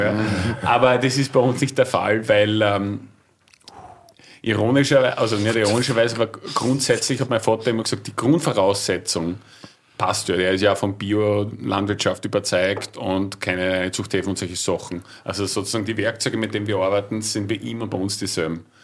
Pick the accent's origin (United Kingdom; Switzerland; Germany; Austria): Austria; Gols, Burgenland; wir sind aus dem Burgenland, ehemaliges Deutsch-Westungarn, äh, jüngstes Bundesland